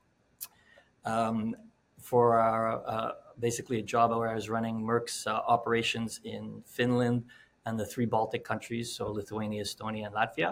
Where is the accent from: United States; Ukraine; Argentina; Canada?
Canada; Montreal, Quebec; Born and raised in Montreal, West Island of Montreal